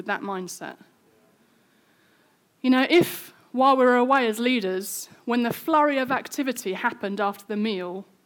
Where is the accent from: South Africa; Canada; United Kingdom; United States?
United Kingdom; we're British